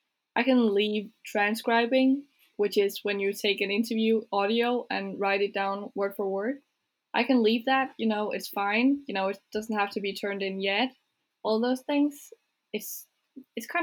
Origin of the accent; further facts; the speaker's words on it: Jutland, Denmark; My parents are from Jutland. I'm from Jutland